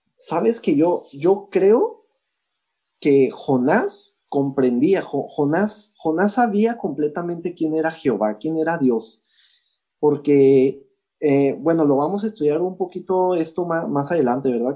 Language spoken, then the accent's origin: Spanish; Chihuahua, Mexico; also born or lived in El Paso, Texas; yo soy mexicano, yo soy, mis raíces son mexicanas, ¿verdad? Y soy 100% chihuahuense